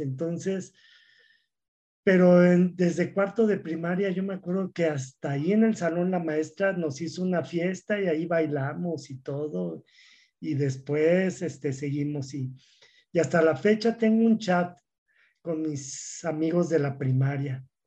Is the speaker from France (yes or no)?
no; Mexico City, Mexico; now in Durango, Mexico; yo soy de la Ciudad de México y soy de una familia grande, somos 10 hermanos